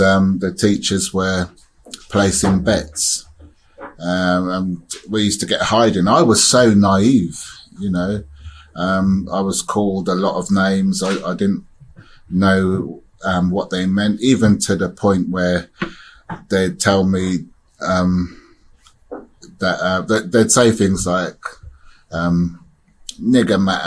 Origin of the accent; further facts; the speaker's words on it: Oxford, South East England, United Kingdom; also born or lived in Caribbean; I was born in Oxford, taken to the Caribbean until I was 3 years old. Came back to Oxford, and it was a racist time. There wasn't many black people around. And I grew up with gangs.